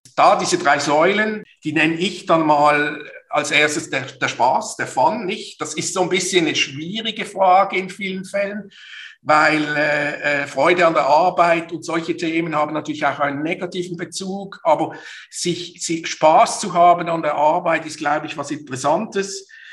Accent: Basel, Basel-Stadt, Switzerland; Basel aufgewachsen, geboren, sozialisiert zur Universität. Eigentlich könnte man sagen, ich bin nie raus aus dieser schönen Stadt.

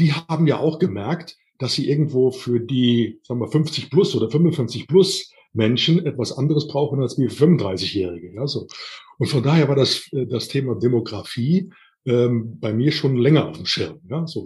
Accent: Siebengebirge, near Bonn, North Rhine-Westphalia, Germany; moved away as an adult; now in Hohenbrunn, Germany; Meine ursprüngliche Heimat ist das Siebengebirge, also oben in der Nähe von Bonn

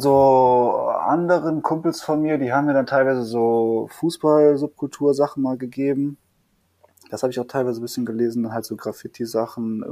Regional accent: Düsseldorf, North Rhine-Westphalia, Germany; in Düsseldorf, also ich komme aus Düsseldorf

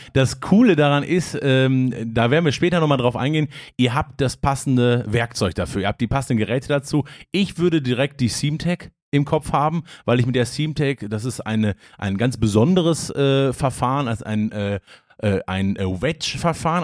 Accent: Hagen, North Rhine-Westphalia, Germany; ich komme ja aus, aus Hagen gebürtig

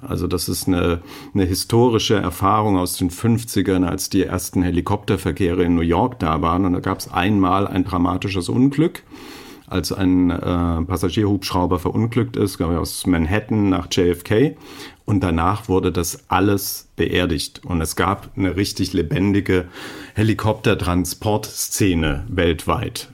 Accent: Germany; ich als Deutscher

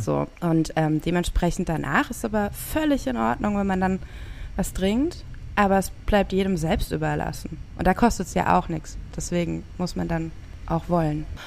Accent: Rhineland-Palatinate, Germany; ich bin an der Pfalz groß geworden. Nicht direkt an der Weinstraße, aber dann doch in einem Weingebiet

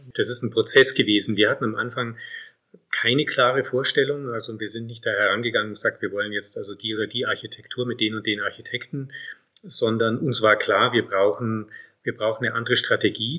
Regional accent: Munich, Bavaria, Germany; moved away as an adult; also born or lived in South Tyrol, Italy; now in Bolzano, Italy; Ich komme ja ursprünglich aus München. Man hört ja auch im Verhältnis zu meiner Frau, dass ich keinen Südtiroler Dialekt habe und habe ihn auch nicht angenommen

